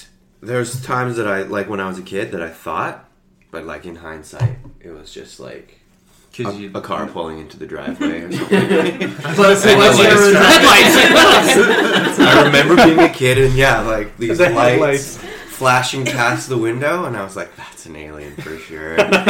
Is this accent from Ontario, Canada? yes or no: no; Victoria, British Columbia, Canada; now in Toronto, Canada; Vancouver. Victoria, Vancouver.